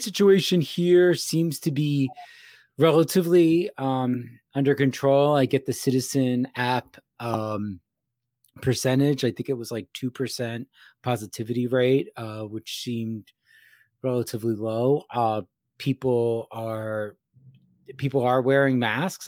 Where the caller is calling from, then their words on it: Gettysburg, Pennsylvania, United States; I am calling from Gettysburg, Pennsylvania.